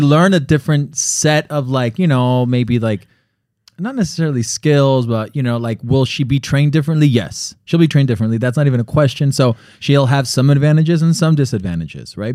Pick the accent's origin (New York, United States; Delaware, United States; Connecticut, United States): Connecticut, United States; moved away; also born or lived in Miami; I was born in Connecticut